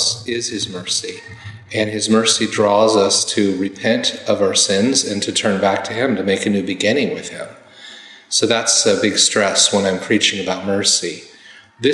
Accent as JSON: {"language": "English", "region": "Indiana", "country": "United States", "tie": "born or raised there", "said": "from Indiana, my home state."}